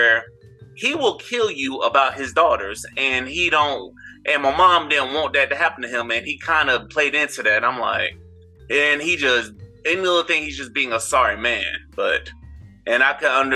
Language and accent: English; St. Petersburg, Florida, United States; I'm from St. Petersburg, Florida, which is right outside of Tampa.